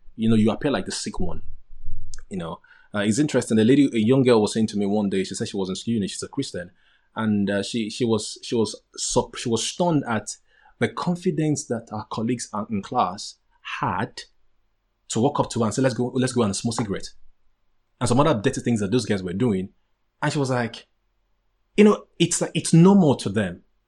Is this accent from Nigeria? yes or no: yes; Nigeria; moved away; I'm a Nigerian guy. I'm a typical Nigerian guy